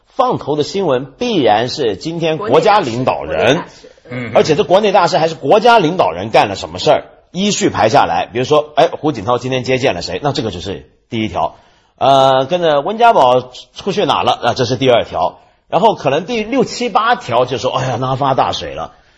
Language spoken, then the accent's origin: Chinese; Taiwan; now in Hong Kong; 连我这个在台湾长大的人都看不惯了。